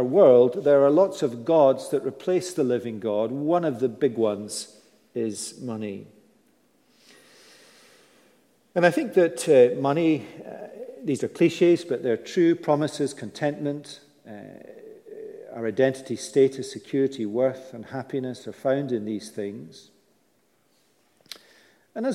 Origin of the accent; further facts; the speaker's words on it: United Kingdom; we're British